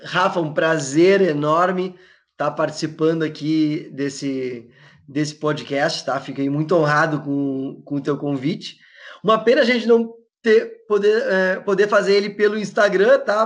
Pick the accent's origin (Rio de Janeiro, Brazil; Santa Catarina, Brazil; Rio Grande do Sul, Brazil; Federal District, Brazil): Rio Grande do Sul, Brazil; Porto Alegre; eu sou eu sou daqui de Porto Alegre, do Rio Grande do Sul